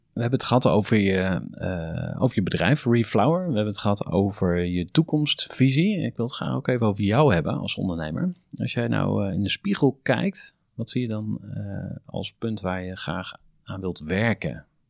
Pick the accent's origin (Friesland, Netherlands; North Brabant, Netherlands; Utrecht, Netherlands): Utrecht, Netherlands; voor mij als Utrechter